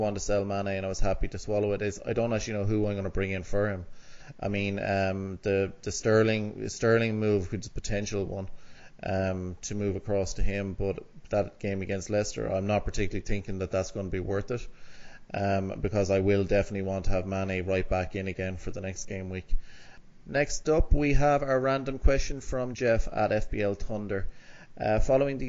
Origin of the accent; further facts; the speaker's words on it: Ireland; As an Irishman